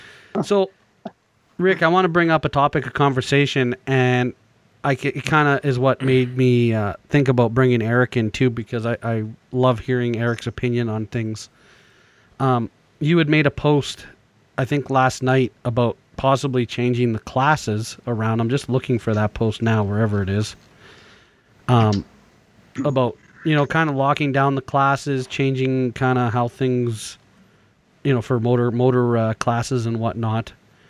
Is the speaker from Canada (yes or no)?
yes; Canada; we're Canadian.